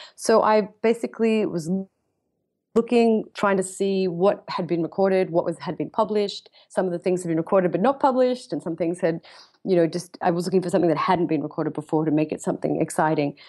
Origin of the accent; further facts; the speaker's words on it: Australia; now in London, United Kingdom; I'm Australian born, so I, I go between the two